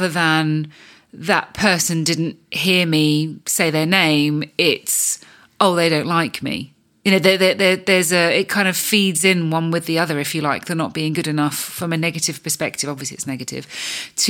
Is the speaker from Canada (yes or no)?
no; United Kingdom; I can speak for us Brits